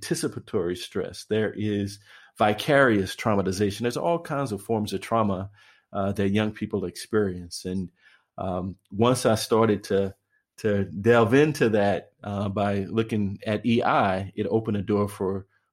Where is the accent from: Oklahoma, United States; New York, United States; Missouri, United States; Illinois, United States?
Illinois, United States; East St. Louis; I am from East St. Louis, Illinois